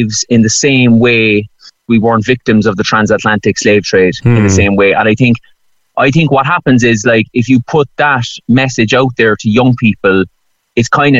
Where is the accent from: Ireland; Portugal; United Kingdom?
Ireland; Cork, Munster; I get an awful lot of hassle in Dublin because I'm from Cork.